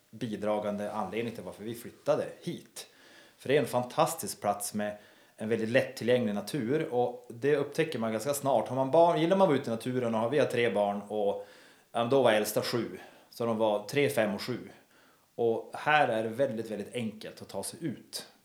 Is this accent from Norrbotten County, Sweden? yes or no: yes; Kalix, Norrbotten County, Sweden; now in Härnösand, Sweden; Men Härnösand, om man då jämför med Kalix, där jag kommer ifrån, så känns ju Kalix som Ryssland i jämförelsevis med här.